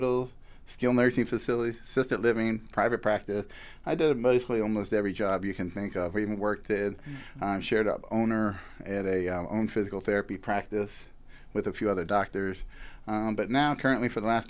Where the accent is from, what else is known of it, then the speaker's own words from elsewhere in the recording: Pittsburgh, Pennsylvania, United States; now in Boynton Beach, United States; I'm actually from Pittsburgh, yeah. I grew up in the McKees Rocks area.